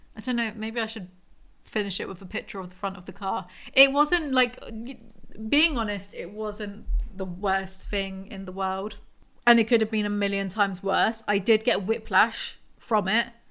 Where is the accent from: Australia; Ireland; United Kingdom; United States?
United Kingdom; England; I'm English